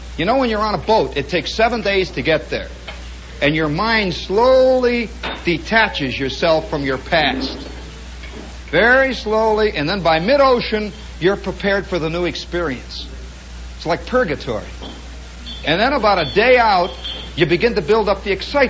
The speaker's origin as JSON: {"language": "English", "country": "United States", "said": "I'm an American"}